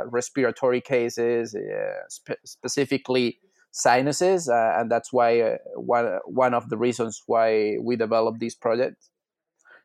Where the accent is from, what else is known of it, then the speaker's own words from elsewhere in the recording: Spain; moved away as an adult; also born or lived in Pennsylvania, United States / Ohio, United States; now in Montreal, Canada; I'm originally from Spain, and I went to vet school there